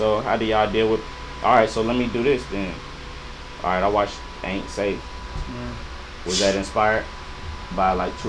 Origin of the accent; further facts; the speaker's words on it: Chicago, Illinois, United States; moved away; I'm from Chicago.